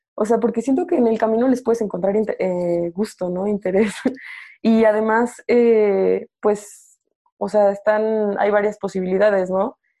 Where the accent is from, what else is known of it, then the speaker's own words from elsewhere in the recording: Morelia, Michoacán, Mexico; moved away as an adult; also born or lived in Mexico City; yo soy de Morelia